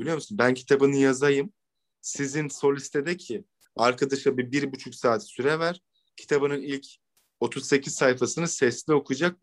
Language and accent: Turkish; Ankara, Turkey; ben Ankara'da doğma büyüme olduğum için